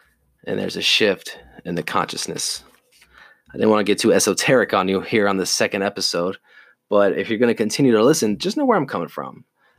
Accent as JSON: {"language": "English", "region": "the South", "country": "United States", "tie": "born or raised there", "said": "You know, I grew up in the military. I grew up in the South."}